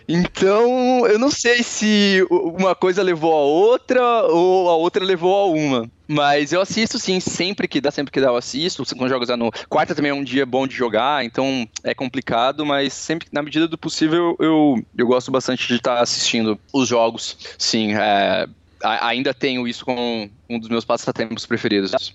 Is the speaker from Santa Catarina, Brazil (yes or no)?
yes; Balneário Camboriú, Santa Catarina, Brazil; also born or lived in Cascavel; Eu sou natural de Cascavel, mas eu mudei para Balneário Camboriú com 3 anos de idade.